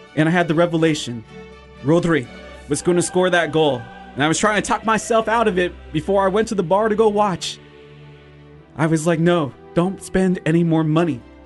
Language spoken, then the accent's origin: English; Texas, United States; moved away; I'm from Texas